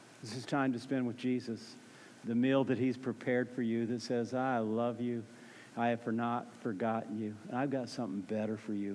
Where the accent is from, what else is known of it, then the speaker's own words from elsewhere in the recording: Orlando, Florida, United States; moved away as an adult; also born or lived in Tallahassee, Florida; I grew up in Orlando, Florida